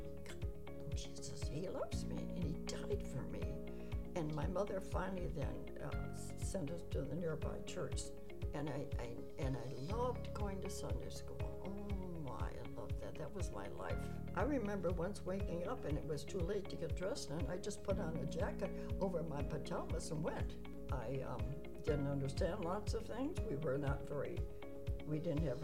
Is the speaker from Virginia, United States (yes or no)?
no; Chicago, Illinois, United States; I was born in Chicago in 1924.